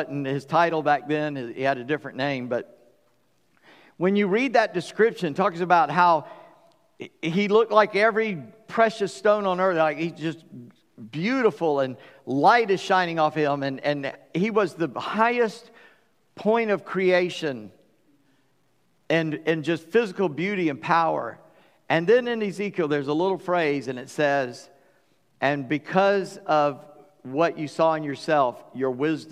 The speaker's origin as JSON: {"language": "English", "town": "Charleston", "region": "South Carolina", "country": "United States", "tie": "born or raised there", "said": "When I was born on July 21st, 1959, at 5:18 in the morning, weighing 8:15 in St. Francis Hospital, Charleston, South Carolina"}